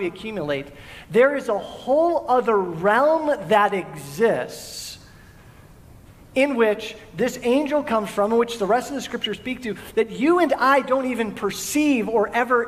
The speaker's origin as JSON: {"language": "English", "town": "Valley Center", "region": "California", "country": "United States", "said": "I tell people when they ask where I'm from San Diego, and I don't say Valley Center. Because people don't know where Valley Center is."}